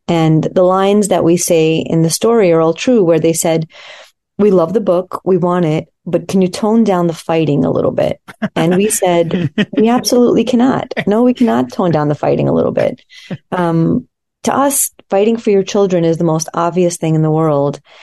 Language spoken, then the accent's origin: English; United States; also born or lived in Soviet Union; I um, came to America as a small child